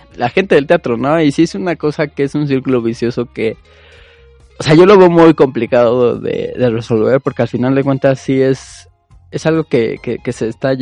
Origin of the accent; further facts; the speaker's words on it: Mexico; como mexicanos, es a lo que estamos acostumbrados